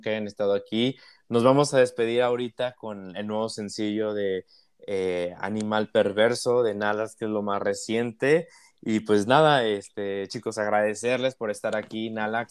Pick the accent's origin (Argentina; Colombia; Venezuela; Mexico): Mexico; aquí en México y en América Latina